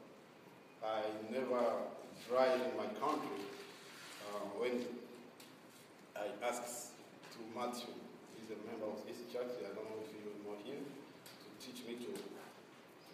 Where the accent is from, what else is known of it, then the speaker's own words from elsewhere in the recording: Burundi; moved away as an adult; now in Portland, United States; I come from Burundi